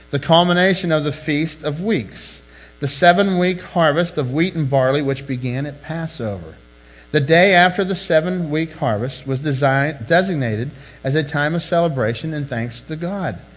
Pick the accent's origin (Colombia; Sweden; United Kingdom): United Kingdom; England; He's, he's Spanish, knows some English. I'm English, know like three words of Spanish